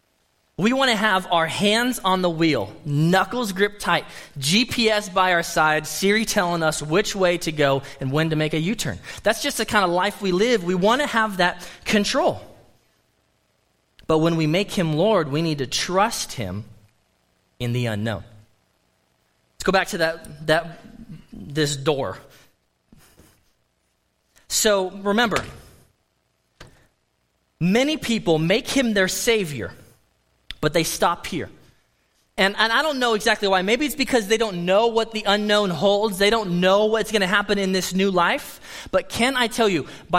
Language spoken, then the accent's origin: English; United States; as an American